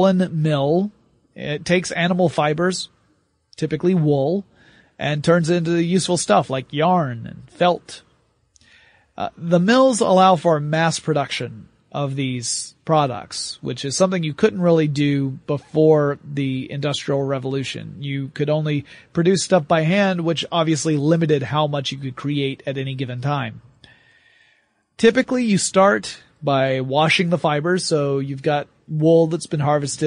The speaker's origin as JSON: {"language": "English", "region": "the South", "country": "United States", "said": "I'm from the South"}